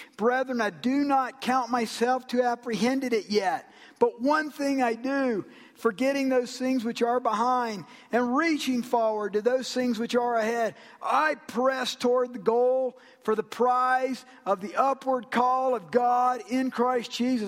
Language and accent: English; Georgia, United States; I'm from Georgia.